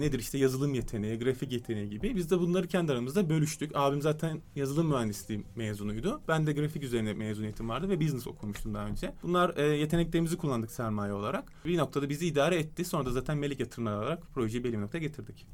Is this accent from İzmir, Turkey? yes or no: no; Istanbul, Turkey; also born or lived in London / United States; 3 Temmuz 1989 İstanbul Kadıköy doğumluyum